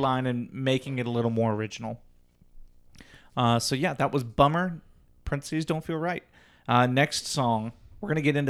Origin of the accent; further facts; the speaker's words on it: Ohio, United States; We didn't have to dig deep from that. We're from Southwest.